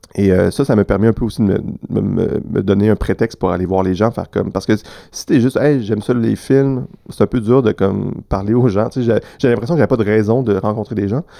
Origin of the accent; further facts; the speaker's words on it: Quebec City, Quebec, Canada; moved away as an adult; now in Montreal, Canada; moi, je suis né à Québec